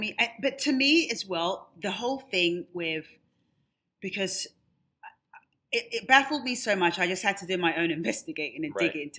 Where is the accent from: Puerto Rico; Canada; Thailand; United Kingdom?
United Kingdom; moved away as an adult; now in United States; Obviously, I'm not American. I've lived here for 20 years. I consider this in my adopted home.